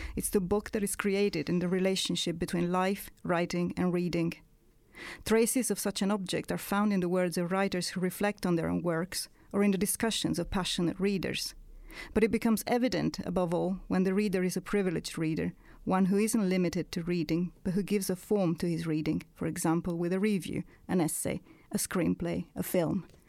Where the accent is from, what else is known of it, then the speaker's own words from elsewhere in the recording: Italy; accent: Italian; English is a second language; moved away; when I stopped writing in Italian, as you might have guessed from my accent, I'm not British